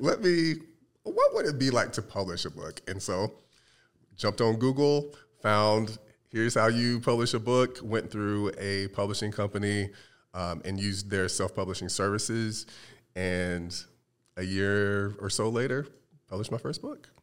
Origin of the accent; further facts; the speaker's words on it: North Carolina, United States; moved away as an adult; now in Arizona, United States; I'm originally from the Carolinas, uh, most recently from North Carolina.